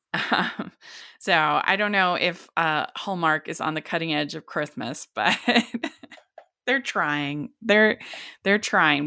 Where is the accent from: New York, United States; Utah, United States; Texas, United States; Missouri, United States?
Utah, United States; I'm from Utah